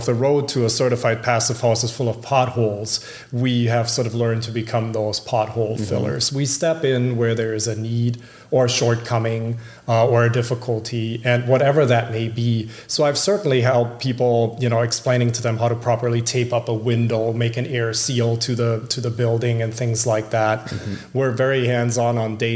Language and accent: English; Germany; moved away as an adult; now in Minneapolis, United States; So I grew up in Germany. I've been here about 20 years. I came here in my late 20s.